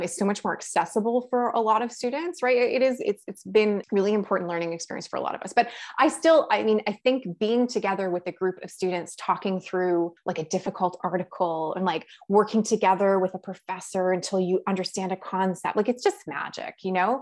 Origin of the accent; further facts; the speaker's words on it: Toronto, Ontario, Canada; moved away as an adult; now in Ottawa, Canada; I am someone who was born and raised in Toronto